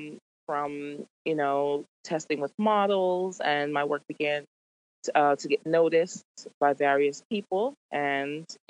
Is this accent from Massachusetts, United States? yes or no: yes; Boston, Massachusetts, United States; moved away as an adult; now in New York City, United States; I am originally from Boston, although I've been in New York quite a long time, about 15 years.